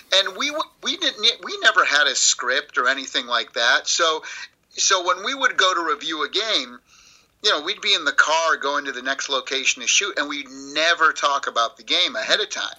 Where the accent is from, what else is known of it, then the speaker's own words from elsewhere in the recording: Springfield, Massachusetts, United States; now in Southern California, United States; I grew up in Springfield, Massachusetts